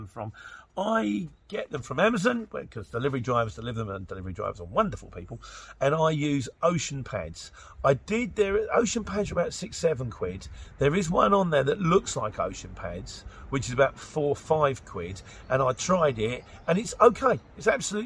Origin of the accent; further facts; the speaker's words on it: Luton, East of England, United Kingdom; I'm from Luton